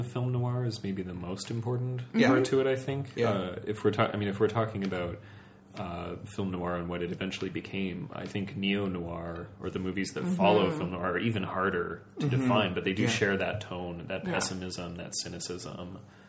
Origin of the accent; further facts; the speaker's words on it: Vancouver, British Columbia, Canada; moved away; I'm from Vancouver, so I used to go to the Cinematheque a lot once I was legally of age to do so.